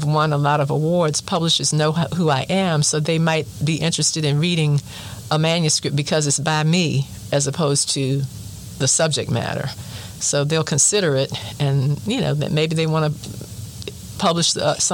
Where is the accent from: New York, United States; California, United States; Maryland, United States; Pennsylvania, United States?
Maryland, United States; Baltimore; my hometown of Baltimore